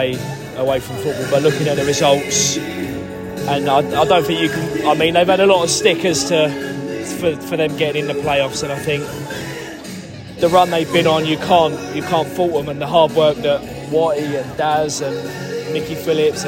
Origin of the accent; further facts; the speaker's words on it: Maidstone, South East England, United Kingdom; it's my hometown club